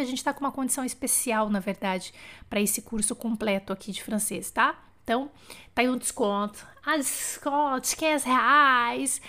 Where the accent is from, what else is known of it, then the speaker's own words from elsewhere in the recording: Bauru, São Paulo, Brazil; accent: interior of São Paulo; moved away; quando eu vou para Bauru no interior de São Paulo eu começo a falar porta porteira portão arrasto aquele R que é uma coisa louca que é o interior do estado de São Paulo